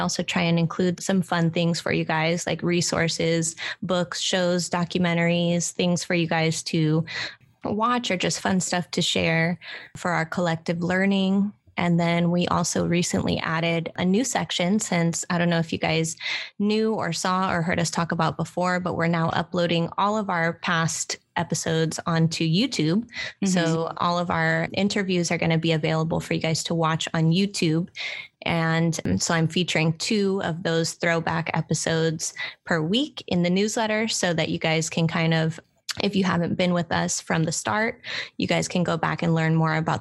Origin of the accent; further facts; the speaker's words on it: Oakland, California, United States; here in my hometown in Oakland, California, in the Bay